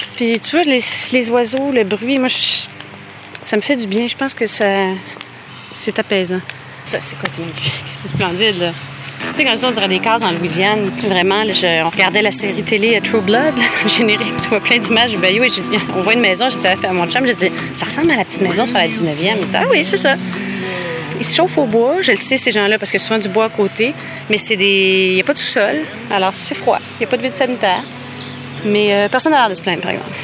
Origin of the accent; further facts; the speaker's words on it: Montreal, Quebec, Canada; now in Laval, Canada; J'ai grandi, moi, à Montréal